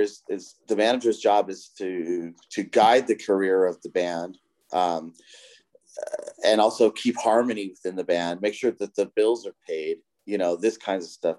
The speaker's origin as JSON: {"language": "English", "region": "Southern California", "country": "United States", "said": "I'm from Southern California"}